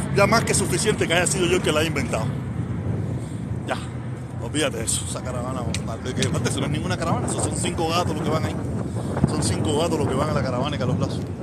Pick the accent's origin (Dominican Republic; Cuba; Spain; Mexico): Cuba; now in Miami, United States; Nací en Cuba